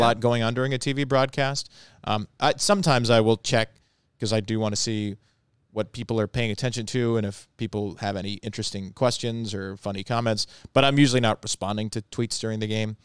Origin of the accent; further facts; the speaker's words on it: Long Island, New York, United States; now in Baltimore, United States; I'm from Long Island and lived in New York